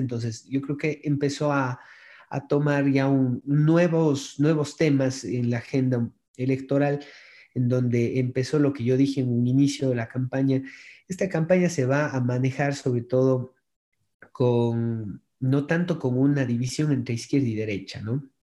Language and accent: Spanish; Cuenca, Azuay, Ecuador; yo soy de acá de Cuenca, Ecuador